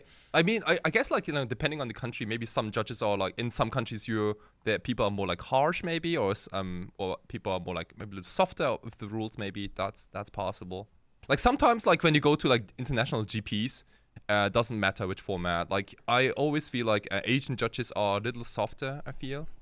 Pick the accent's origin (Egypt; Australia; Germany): Germany; also born or lived in Japan; I was born in Japan, And, uh, when I was five, my family and I, like, we, we, we all moved to Germany. So I went to a German school